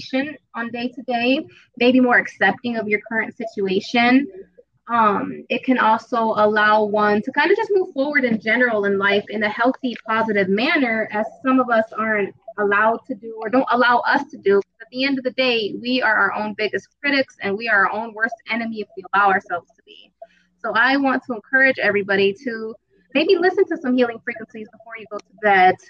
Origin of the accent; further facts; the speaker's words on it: Las Vegas, Nevada, United States; I'm from Vegas, baby, out here in the 112 degree weather. Been out here for about 20 years plus